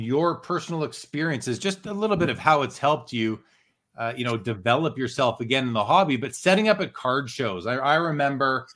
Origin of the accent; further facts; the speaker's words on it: Canada; my home country